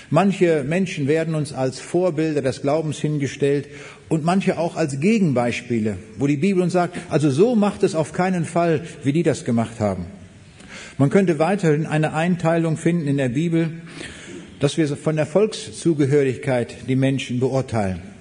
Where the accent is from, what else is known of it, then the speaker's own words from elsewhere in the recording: Braunschweig, Lower Saxony, Germany; also born or lived in East Prussia; Ich komme aus Braunschweig, aber geboren bin ich in Ostpreußen 1937.